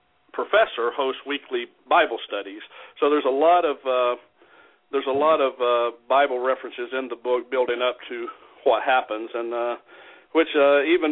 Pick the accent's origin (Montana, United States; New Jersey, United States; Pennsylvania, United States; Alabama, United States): Alabama, United States; now in Milwaukee, United States; And I'm from Alabama. I live in Milwaukee, but I grew up in Alabama